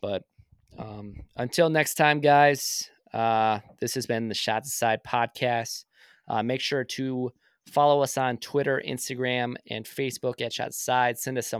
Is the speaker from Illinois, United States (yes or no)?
no; Minnesota, United States; So since we're from Minnesota